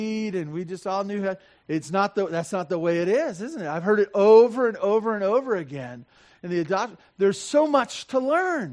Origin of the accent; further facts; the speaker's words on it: Santa Barbara, California, United States; I grew up in Santa Barbara